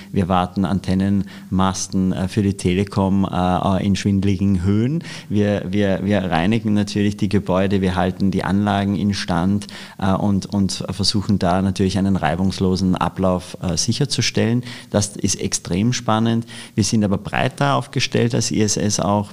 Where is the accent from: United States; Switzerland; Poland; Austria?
Austria; moved away as an adult; now in Germany; als Österreicher